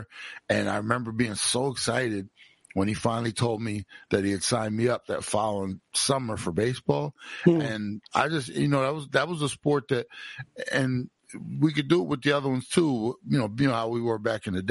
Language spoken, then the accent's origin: English; Browns Mills, New Jersey, United States; also born or lived in Trenton, New Jersey; the first time we moved to Browns Mills from Trenton, New Jersey, when I was 4.5 years old in the summer